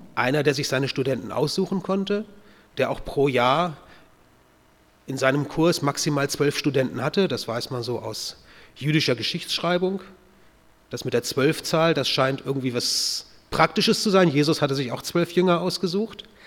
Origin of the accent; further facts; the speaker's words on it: North German Plain, Germany; moved away as an adult; also born or lived in Kochertal, Baden-Württemberg; Dort in der norddeutschen Tiefebene, wo ich aufgewachsen bin